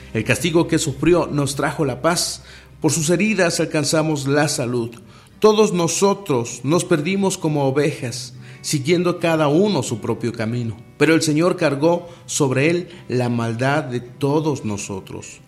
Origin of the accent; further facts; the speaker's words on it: Mexico; En mi país, aquí en México